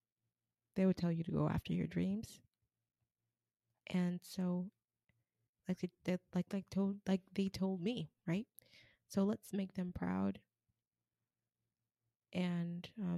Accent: United States; I'm American. African American

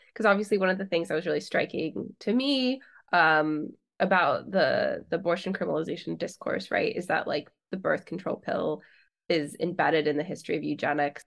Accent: California, United States; I'm from California

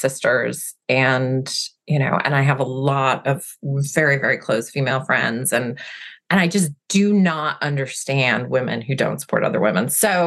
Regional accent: Massachusetts, United States; now in Seattle, United States; I'm originally from Massachusetts

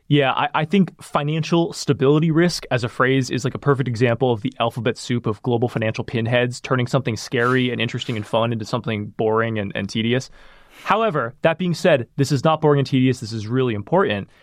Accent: Sacramento, California, United States; where I grew up in Sacramento

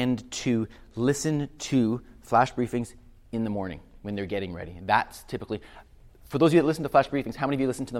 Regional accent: Canada; I'm from Canada

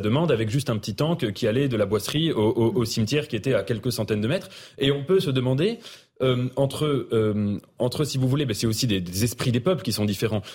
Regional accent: France; en tant que Français.

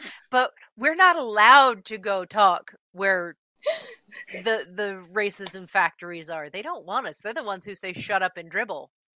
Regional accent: Akron, Ohio, United States; I'm from Ohio. I grew up in Akron.

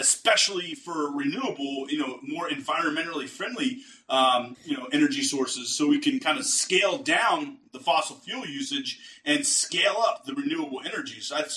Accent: East Coast, United States; moved away as an adult; now in Texas, United States; a lifelong East Coaster before I moved to Texas

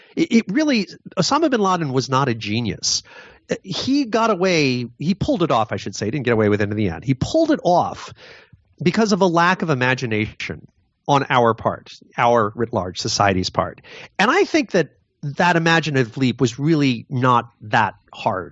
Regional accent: Connecticut, United States; my home state of Newtown, Connecticut

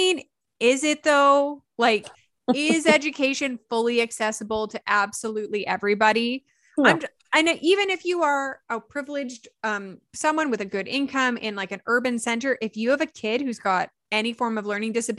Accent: Canada; we're Canadian

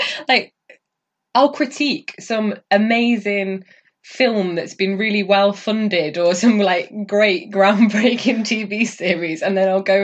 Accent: North Cumbria, North West England, United Kingdom; I'm from North Cumbria

